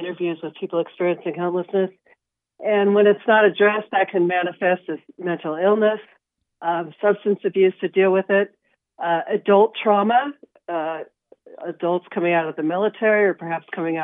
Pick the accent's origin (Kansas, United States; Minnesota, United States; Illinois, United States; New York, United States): Kansas, United States; Wichita; now in San Francisco Bay Area, United States; I grew up in Wichita, but I've lived in the San Francisco Bay Area for the past 40 years